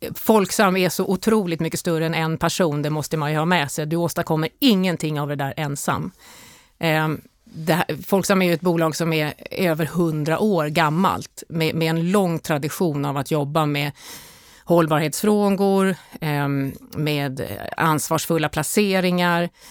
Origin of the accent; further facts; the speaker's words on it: Stockholm, Stockholm County, Sweden; moved away as an adult; also born or lived in Åland; jag har mina rötter på Åland men jag är faktiskt född i, i Stockholm